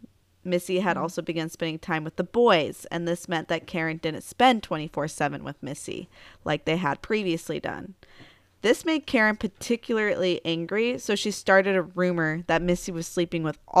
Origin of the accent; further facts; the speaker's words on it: Alaska, United States; also born or lived in California / Bellingham, Washington; I mean, I grew up in Alaska, so that's where we did our drinking.